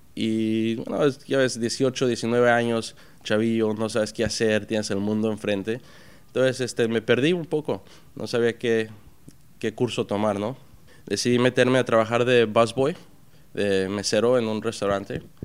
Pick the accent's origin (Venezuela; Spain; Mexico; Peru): Mexico; Puerto Peñasco, Sonora; now in New York, United States; me crié en Puerto Peñasco, México, que es en ah, en el mar de Cortés.